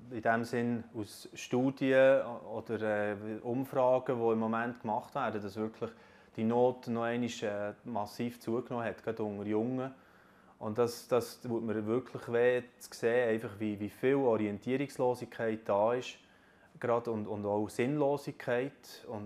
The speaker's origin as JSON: {"language": "German", "country": "Switzerland", "said": "Trotz der aktuellen Krise können wir sicher als Schweizer sagen, uns geht es immer noch sehr gut."}